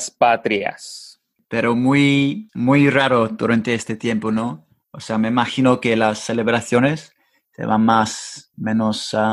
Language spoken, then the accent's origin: Spanish; Mexico; also born or lived in Monterrey, Nuevo León; ¿conoces, conoces ah, mi país?